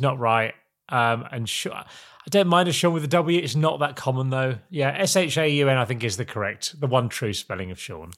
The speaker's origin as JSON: {"language": "English", "town": "Norwich", "region": "East of England", "country": "United Kingdom", "said": "I'm from Norwich in the big smoke"}